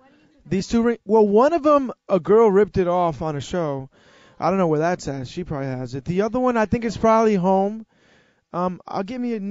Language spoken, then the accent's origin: English; New York, United States; I was born and raised in New York, and my parents are from Dominican Republic. So I would always go to Dominican Republic every summer